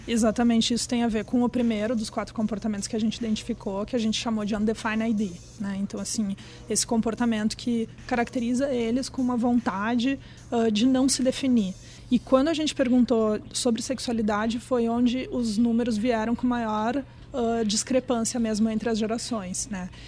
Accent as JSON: {"language": "Portuguese", "country": "Brazil", "said": "eu sou brasileira"}